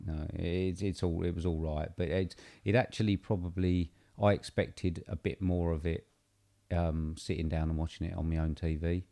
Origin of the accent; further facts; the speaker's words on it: United Kingdom; we're obviously British